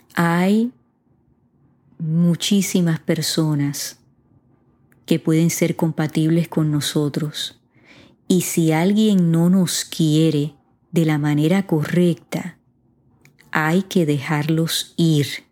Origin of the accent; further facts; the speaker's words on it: Puerto Rico; mi país, Puerto Rico